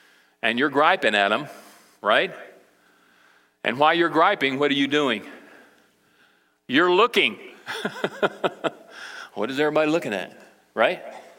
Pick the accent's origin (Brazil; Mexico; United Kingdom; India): Brazil; now in United States; But I can remember when I grew up in Brazil, my parents, you know, they were missionaries, and we went over to South America, Brazil, with the International Mission Board when I was 8 years old